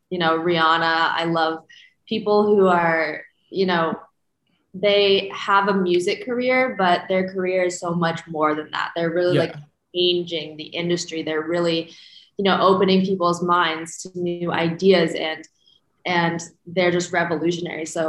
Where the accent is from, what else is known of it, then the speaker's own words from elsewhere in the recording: Phoenix, Arizona, United States; So I'm from Phoenix, Arizona, and I was born and raised there